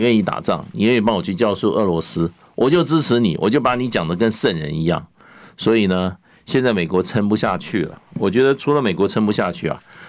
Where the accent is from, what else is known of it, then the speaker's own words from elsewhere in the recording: China; 所以个人比赛中，我们中国人来讲的话，基本上一比一都是强强过任何人的。